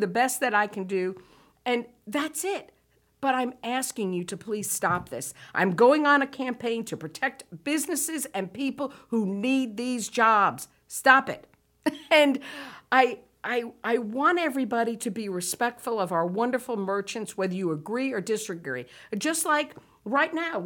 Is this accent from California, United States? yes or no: no; New Bern, North Carolina, United States; I'm from New Bern